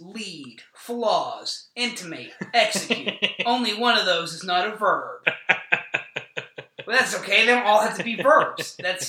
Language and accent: English; Oklahoma, United States; Yeah, I'm from Oklahoma